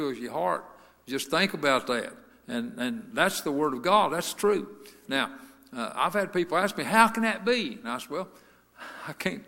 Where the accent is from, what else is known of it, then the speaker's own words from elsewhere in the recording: Lima, United States; Rodney and I and Denny Hunter and Jerry Smith, four of us, we grew up together in Lima Missionary Baptist Church